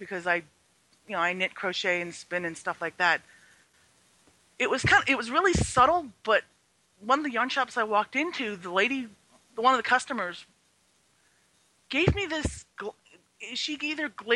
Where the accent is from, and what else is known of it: Southern California, United States; born or raised there; first language Chinese; English is a second language; also born or lived in Madison, Wisconsin